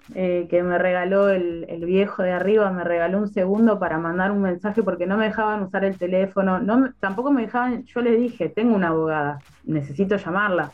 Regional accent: Neuquén, Argentina; also born or lived in Plotier; yo soy de acá de Neuquén, nací acá

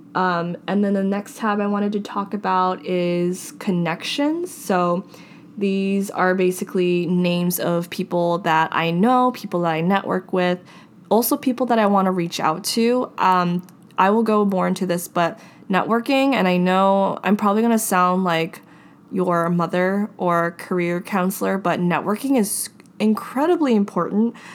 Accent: Hawaii, United States; moved away; I was from Hawaii

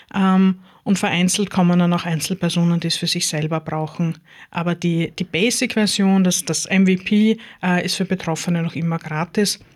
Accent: Styria, Austria; now in Lower Austria, Austria; ich gebürtige Steirerin bin

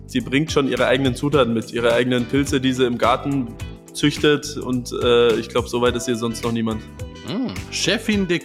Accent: Munich, Bavaria, Germany; Bergis Berliner Humor ist bei mir als Münchner noch nicht ganz angekommen.

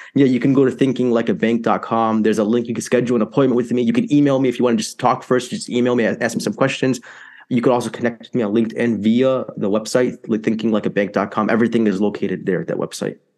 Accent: Chicago, Illinois, United States; So I'm from Chicago, Illinois, born and raised here

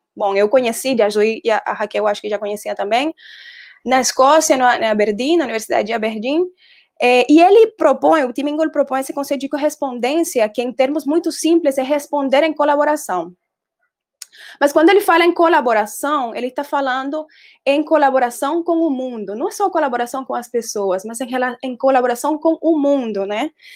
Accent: Colombia; Portuguese is a second language; moved away as an adult; also born or lived in Brazil / Denmark; now in Recife, Brazil; Eu sou designer, eu sou colombiana e tenho nove anos de estar morando no Brasil

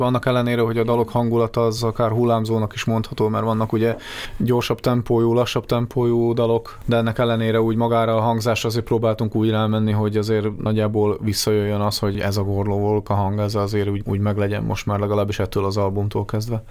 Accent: Upper Hungary, Felvidék, Slovakia; mi felvidékiek vagyunk

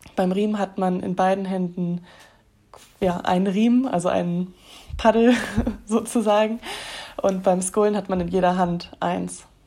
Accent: Germany; bei uns in Deutschland

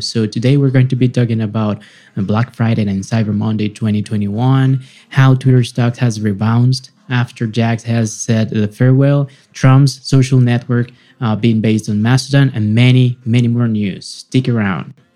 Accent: Venezuela; moved away; back in my home country venezuela

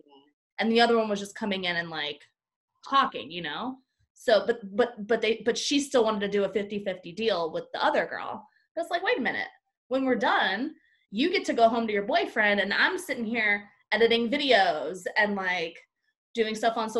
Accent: Florida, United States; Puerto Rican sisters. Hey, we're from Florida

